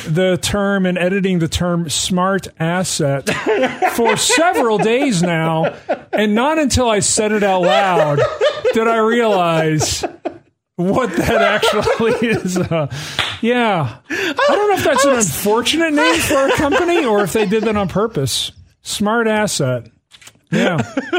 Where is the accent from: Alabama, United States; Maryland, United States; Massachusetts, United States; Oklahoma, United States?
Alabama, United States; born there; also born or lived in New Jersey; I was born in North Alabama. I have full rights to the term, to the word reckon.